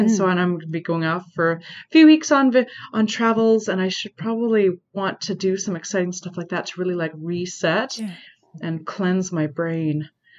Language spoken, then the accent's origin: English; Canada; also born or lived in Toronto; as a Canadian, we're still very cautious here.